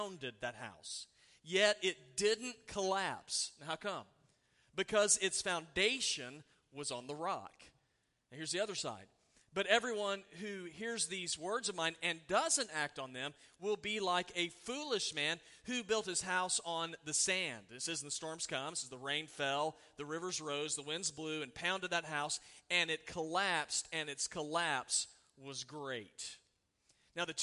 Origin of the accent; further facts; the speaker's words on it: Oklahoma, United States; I grew up in Oklahoma.